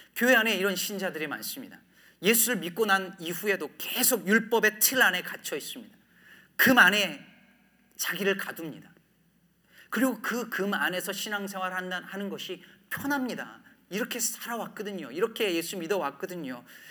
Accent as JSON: {"language": "Korean", "town": "Jecheon", "region": "North Chungcheong", "country": "South Korea", "tie": "born or raised there", "also_born_or_lived": "Daejeon / Cheorwon / Asan / New Jersey", "moved": "as an adult", "lives_now": "Chicago, United States", "said": "저는 충북 제천에서 46년 전에 태어났습니다. 제 나이가 20대인 줄 알고 계신 분들에게 나이를 공개했는데 충북 제천에서 고등학교 때까지 살다가"}